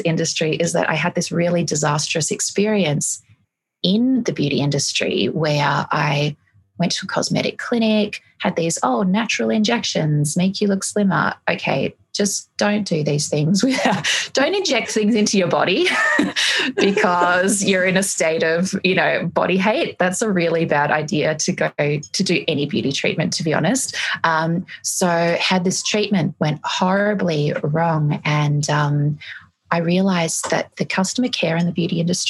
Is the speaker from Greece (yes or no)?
yes; Greece; now in Australia; I have a European background, I was born in Greece